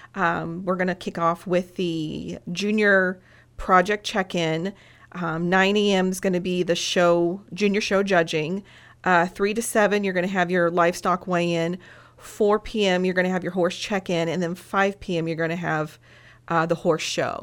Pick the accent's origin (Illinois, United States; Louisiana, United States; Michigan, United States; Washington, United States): Illinois, United States; Henderson County; I grew up in Henderson County, married a farmer